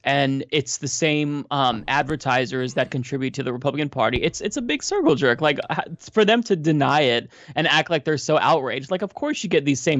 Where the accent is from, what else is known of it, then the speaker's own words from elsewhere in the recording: Portland, United States; growing up in Portland